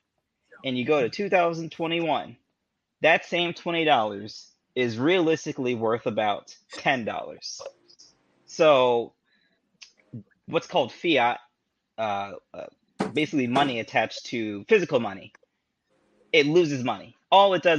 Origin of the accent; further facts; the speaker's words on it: Broward County, Florida, United States; I grew up in Broward County.